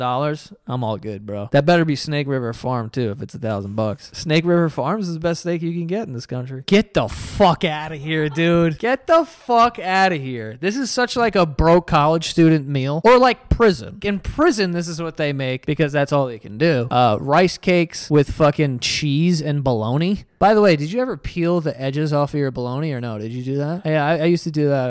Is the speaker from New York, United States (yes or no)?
yes; New York, United States; As a New Yorker